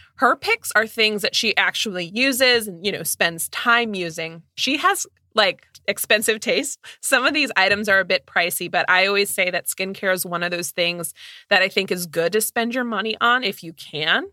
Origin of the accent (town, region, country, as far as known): Midwest, United States